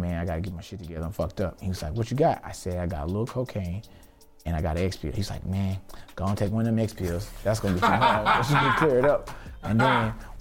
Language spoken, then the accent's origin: English; Houston, Texas, United States; I'm from Houston